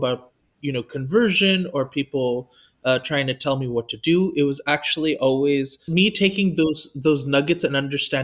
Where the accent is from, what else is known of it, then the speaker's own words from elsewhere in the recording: Los Angeles, California, United States; I was also born in Los Angeles, which was already hyper diverse when it came to religion and spirituality